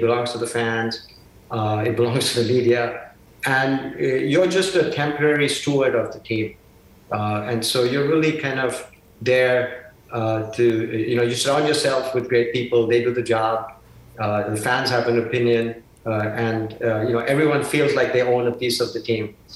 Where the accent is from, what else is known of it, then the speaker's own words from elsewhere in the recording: Mumbai, Maharashtra, India; moved away; my hometown of Bombay